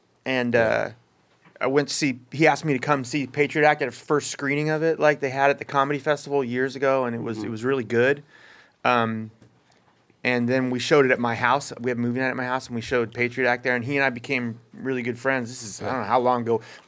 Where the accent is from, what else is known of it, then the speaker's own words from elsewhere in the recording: Oakland, California, United States; also born or lived in Baltimore / Boston / Texas; Born on the East Coast, then Texas, and then Northern California, like San Francisco, Berkeley, Oakland. I grew up in Oakland and Berkeley.